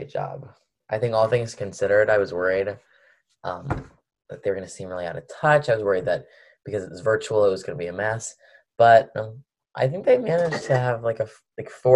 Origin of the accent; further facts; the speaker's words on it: Washington, District of Columbia, United States; I'm from Washington, D.C.